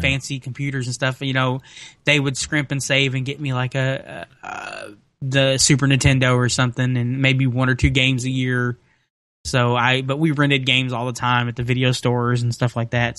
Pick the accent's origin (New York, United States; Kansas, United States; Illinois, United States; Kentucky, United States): Kentucky, United States; Henderson; here in Henderson, Kentucky